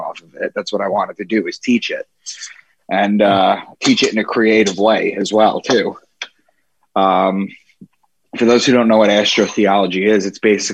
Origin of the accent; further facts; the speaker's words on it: Long Island, New York, United States; moved away as an adult; also born or lived in Boston / Braintree, Massachusetts; I'm from Long Island.